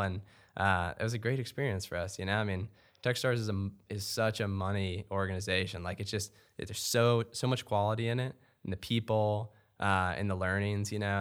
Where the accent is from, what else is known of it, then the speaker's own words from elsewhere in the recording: Louisville, Kentucky, United States; also born or lived in Lexington, Kentucky; I'm actually, uh, born and raised in Louisville, so I'm a, I'm a homeboy